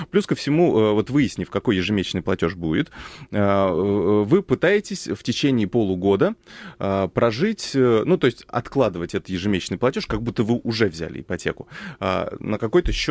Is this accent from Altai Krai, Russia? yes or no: no; Moscow, Russia; Я, я москвич